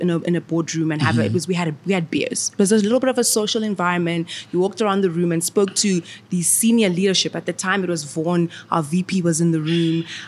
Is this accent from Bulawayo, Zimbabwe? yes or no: no; Harare, Zimbabwe; moved away as an adult; now in South Africa; I'm from Zimbabwe